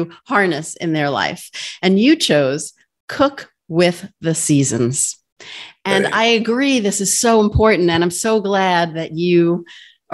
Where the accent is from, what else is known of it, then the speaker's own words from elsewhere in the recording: New York, United States; I'm from New York